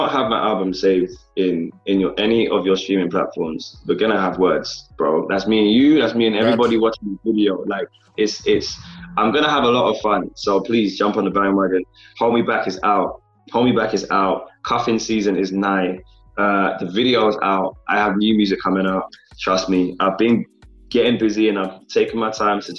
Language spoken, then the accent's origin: English; London, United Kingdom; born or raised there